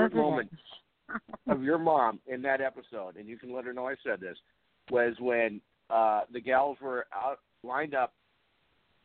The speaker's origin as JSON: {"language": "English", "town": "Fargo", "region": "North Dakota", "country": "United States", "said": "I'm from Fargo, North Dakota, where we're the home of the North Dakota State University Bison."}